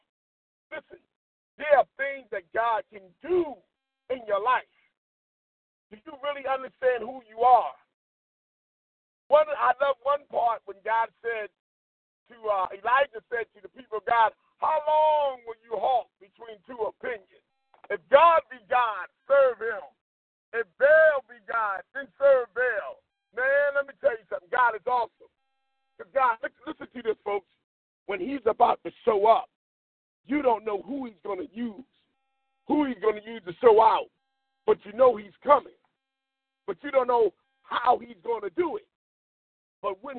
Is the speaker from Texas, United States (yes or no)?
no; Philadelphia, Pennsylvania, United States; growing up in West Philly